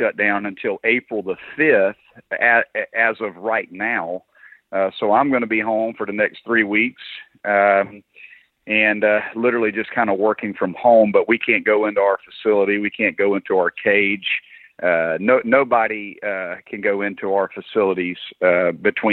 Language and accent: English; South Carolina, United States; I'm from South Carolina. I was born here. My whole family's from here. Mom and dad are both from here. Grew up here